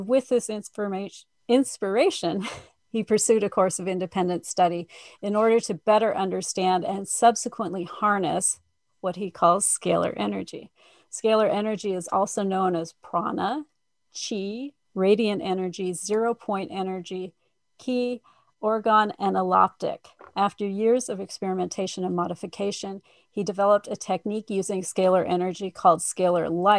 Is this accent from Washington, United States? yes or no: no; Missouri, United States; I'm from Missouri